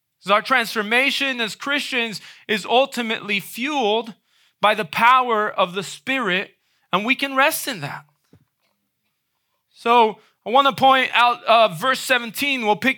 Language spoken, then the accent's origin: English; Dominican Republic; moved away; Many of you know I grew up in the Dominican Republic, right? At around age 8, I moved over to the Dominican Republic. My parents were missionaries there.